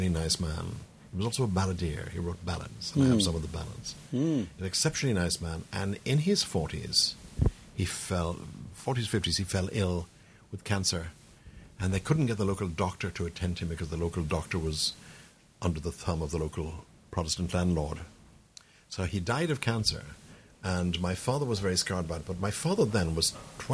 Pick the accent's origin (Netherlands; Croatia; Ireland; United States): Ireland; County Tipperary, Munster; I grew up in a county called Tipperary.